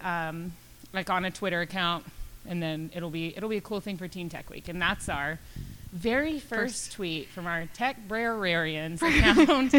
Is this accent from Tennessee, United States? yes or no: no; Midland, Texas, United States; moved away; I'm from Midland, and I drive back and forth a lot just to visit my parents